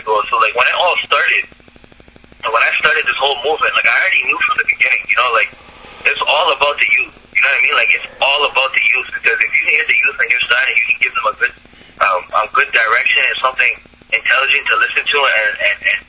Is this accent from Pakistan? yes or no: yes; Pakistan; now in Toronto, Canada; We're from Pakistan.